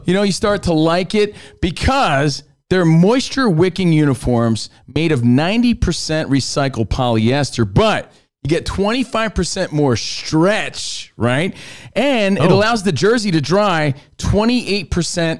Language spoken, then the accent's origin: English; East Coast, United States; moved away; we're from the East Coast